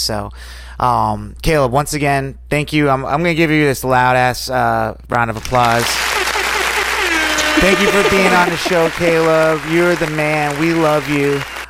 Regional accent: New York, United States; moved away; I'm from New York, but it's like, I never get to go up there anymore, like to the city and stuff and visit.

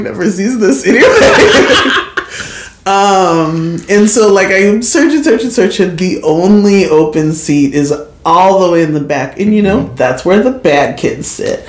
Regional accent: Kirkwood, United States; I grew up in Kirkwood schools. Like I went through Kirkwood schools all of my years

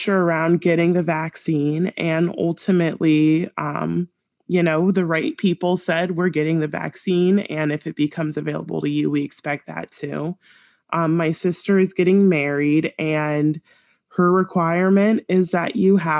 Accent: San Diego, California, United States; I grew up in San Diego

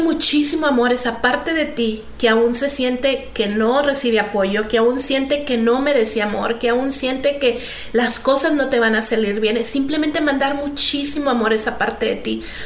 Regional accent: Mexico; Creciendo en México

